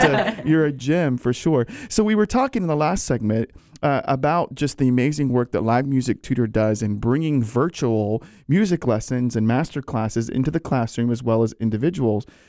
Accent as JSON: {"language": "English", "region": "Virginia", "country": "United States", "said": "I'm from Virginia"}